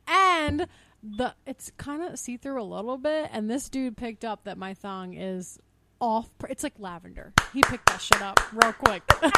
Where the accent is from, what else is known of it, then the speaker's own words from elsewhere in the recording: Philadelphia, Pennsylvania, United States; We're both from Northeast.